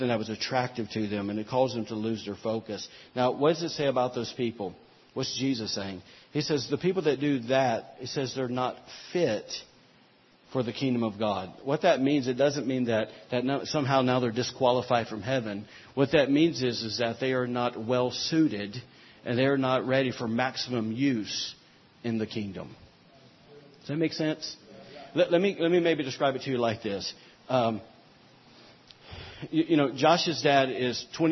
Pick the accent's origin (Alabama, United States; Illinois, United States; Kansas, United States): Alabama, United States; we're from Alabama